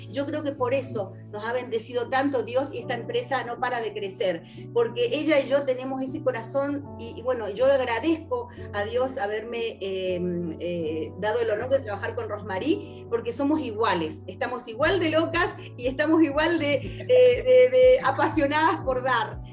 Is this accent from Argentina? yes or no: yes; Argentina; yo soy argentina, vivo en Argentina